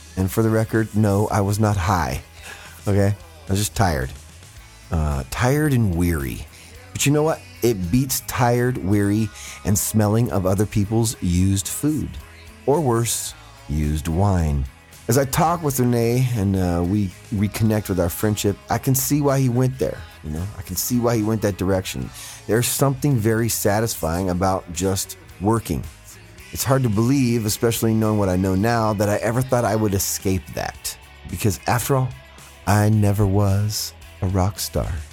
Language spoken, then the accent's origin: English; Fresno, California, United States; my hometown of Fresno